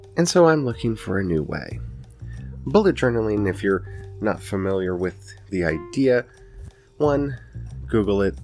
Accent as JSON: {"language": "English", "region": "the Ozarks", "country": "United States", "said": "I'm from the Ozarks and y'all know that because my accent comes out and I say y'all all the time"}